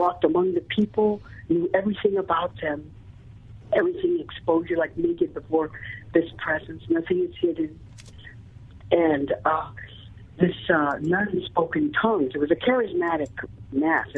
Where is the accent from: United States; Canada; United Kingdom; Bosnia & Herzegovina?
United States; Albuquerque, New Mexico; also born or lived in San Diego; I came home from San Diego to Albuquerque